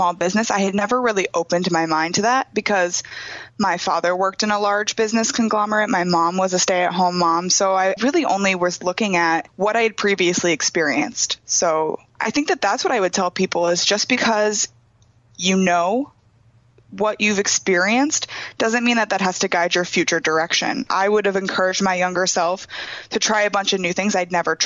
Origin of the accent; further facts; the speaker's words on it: Pella, Iowa, United States; moved away as an adult; also born or lived in Cedar Falls, Iowa; I am originally from Pella, Iowa, just south of Des Moines, and I moved to Cedar Falls to go to UNI